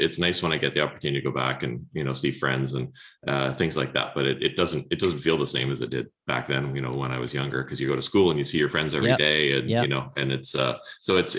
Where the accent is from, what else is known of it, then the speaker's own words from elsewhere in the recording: Winnipeg, Manitoba, Canada; moved away as an adult; now in British Columbia, Canada; I grew up in Winnipeg, actually. And I graduated from the University of Manitoba and moved here in 91